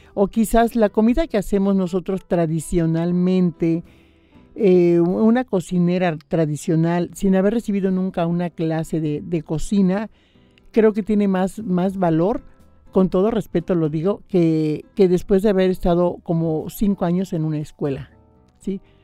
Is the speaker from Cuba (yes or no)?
no; Misantla, Veracruz, Mexico; now in Xalapa, Mexico; yo soy de Misantla, soy originaria de Misantla, eh, originaria de Misantla, jalapeña por adopción, porque ya llevo más de treinta y seis años viviendo en Jalapa